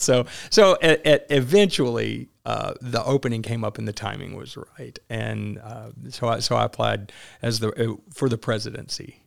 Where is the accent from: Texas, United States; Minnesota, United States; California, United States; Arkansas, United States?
Arkansas, United States; Maynard; I grew up in a, in a little bitty town, Maynard, Arkansas